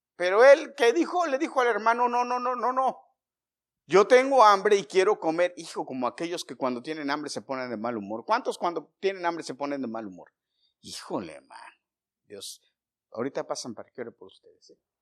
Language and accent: Spanish; Mexico; yo como mexicano